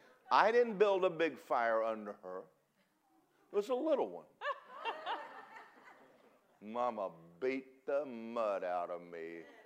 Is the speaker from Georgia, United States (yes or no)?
yes; Athens, Georgia, United States; moved away; I grew up in Athens, Georgia.